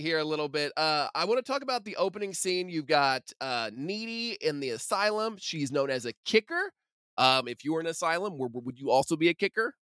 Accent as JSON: {"language": "English", "town": "Evansville", "region": "Indiana", "country": "United States", "said": "I am from Evansville"}